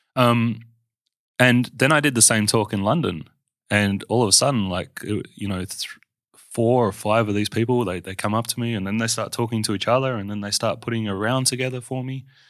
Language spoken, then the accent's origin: English; Perth, Western Australia, Australia; I grew up in Armidale, um, which sounds scary, but it was awesome childhood